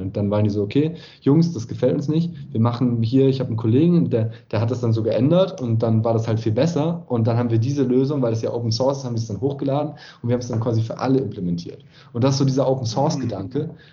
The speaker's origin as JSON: {"language": "German", "town": "Oppenheim", "region": "Rhineland-Palatinate", "country": "Germany", "tie": "born or raised there", "said": "in mein Heimatdorf Oppenheim am Rhein"}